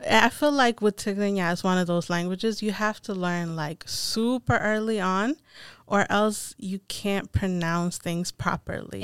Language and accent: English; Addis Ababa, Ethiopia; moved away; I grew up in Addis Ababa, Ethiopia